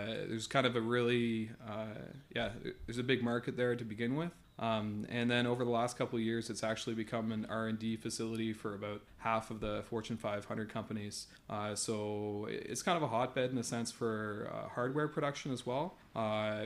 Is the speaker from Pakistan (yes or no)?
no; Saint John, New Brunswick, Canada; moved away as an adult; also born or lived in Alberta, Canada; now in Chengdu, China; I'm originally from St. John, New Brunswick, Canada